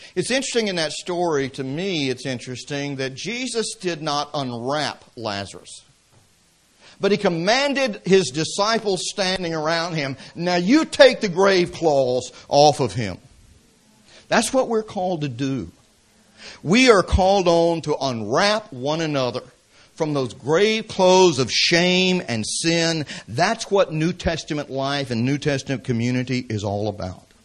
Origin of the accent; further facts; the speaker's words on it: Atlanta, Georgia, United States; I grew up in the city. I grew up in Atlanta, Georgia.